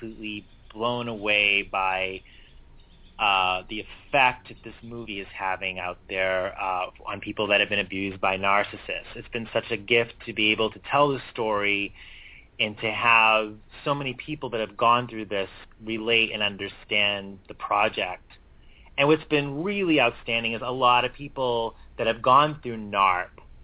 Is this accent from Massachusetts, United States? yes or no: yes; Boston, Massachusetts, United States; my hometown city